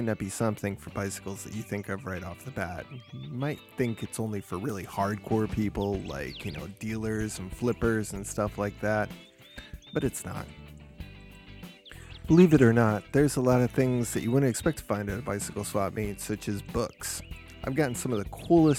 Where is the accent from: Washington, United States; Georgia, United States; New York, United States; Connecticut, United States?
Connecticut, United States; Wethersfield; my hometown